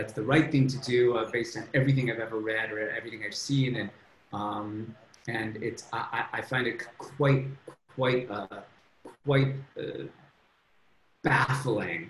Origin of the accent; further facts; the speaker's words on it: Oak Park, Michigan, United States; moved away as an adult; also born or lived in Leeds, England / Canada / Ann Arbor, Michigan; now in Columbus, United States; I grew up on the border of Detroit in a suburb called Oak Park